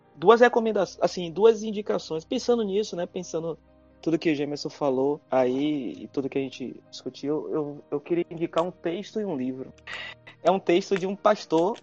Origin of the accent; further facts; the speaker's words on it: Northeast Region, Brazil; Eu, como bom nordestino que sou e tenho muito orgulho disso